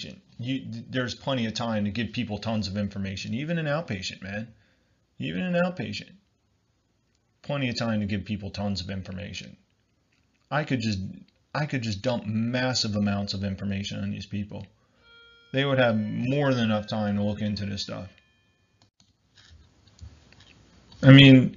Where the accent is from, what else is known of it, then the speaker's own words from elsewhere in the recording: New Jersey, United States; I'm from New Jersey in the United States